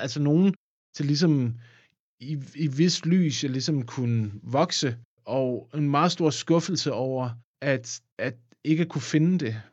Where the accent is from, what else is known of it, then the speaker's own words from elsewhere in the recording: a small farm by the Odense River, Southern Denmark, Denmark; Jeg voksede op på Ågården, som altså ja. en lille gård ved Odense Å.